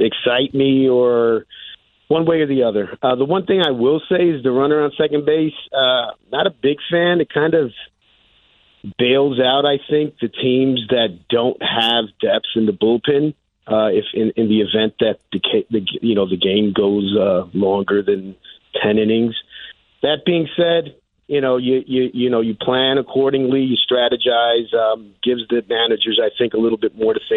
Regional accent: New Jersey, United States; I'm from Jersey

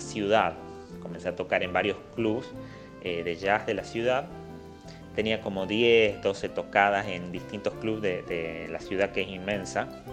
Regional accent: Simoca, Tucumán, Argentina; en Simoca, de donde soy

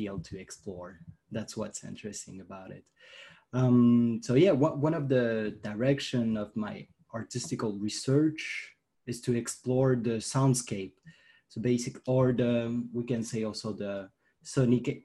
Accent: France; I'm from France

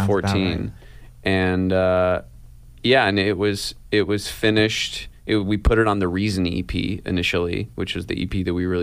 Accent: Ithaca, New York, United States; also born or lived in Seattle, Washington; when Casey and I were really little and we moved from Seattle to Ithaca

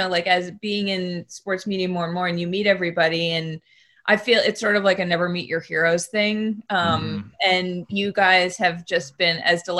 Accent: outside of Boston, Massachusetts, United States; moved away; also born or lived in Maine; I'm from New England. So I grew up in... You're a Massel. Yeah, outside of Boston, and I've spent a bunch of time in Maine

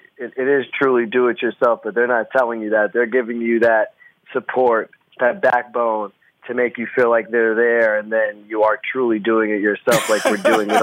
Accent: Pennsylvania, United States; moved away as an adult; now in New York City, United States; So I grew up in Northeast Pennsylvania in the Poconos. I rode my bike back and forth.

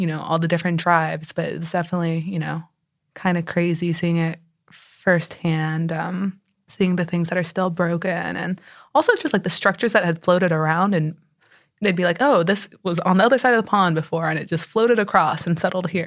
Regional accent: San Antonio, Texas, United States; moved away as an adult; also born or lived in Connecticut; now in Houston, United States; I grew up in San Antonio

